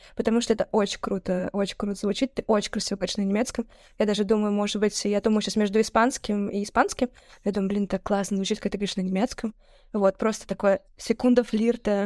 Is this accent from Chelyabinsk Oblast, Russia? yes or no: no; Saint Petersburg, Russia; давайте говорить как петербуржцы